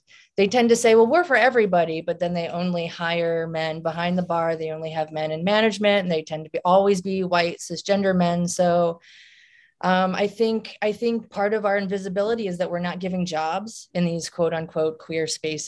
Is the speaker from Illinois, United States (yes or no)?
yes; Southern Illinois, United States; now in St. Louis, United States; I come from a very strange place. I'm out here in the Bible Belt in St. Louis, and St. Louis was the big city for me because I came from Southern Illinois, and it's really weird out here.